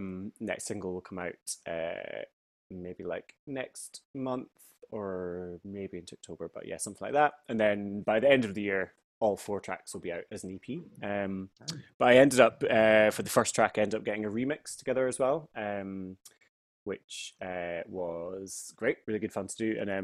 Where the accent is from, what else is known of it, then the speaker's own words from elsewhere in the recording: Finchley, London, United Kingdom; like growing up in Finchley in the village that I am right now.